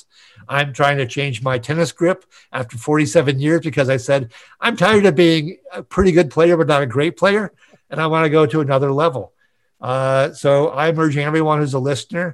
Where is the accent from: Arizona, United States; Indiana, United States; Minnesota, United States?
Minnesota, United States; Minneapolis; also born or lived in San Diego; my hometown of Minneapolis, St. Paul